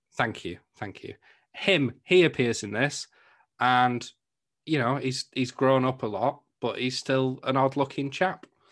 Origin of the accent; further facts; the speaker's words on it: England, United Kingdom; I'm from England